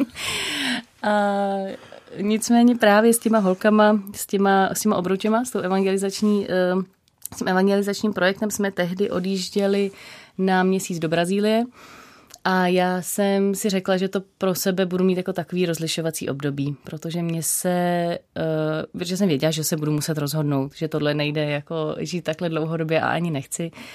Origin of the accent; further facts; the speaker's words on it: Prague, Czechia; jsem vyrostla v Praze